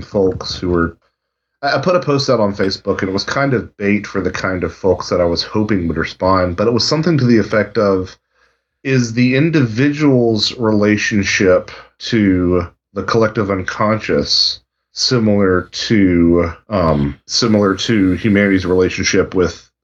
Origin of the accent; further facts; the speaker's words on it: North Carolina, United States; I'm from North Carolina